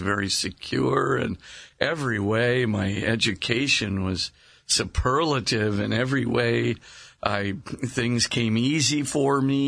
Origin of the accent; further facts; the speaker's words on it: Hawaii, United States; I was born in Hawaii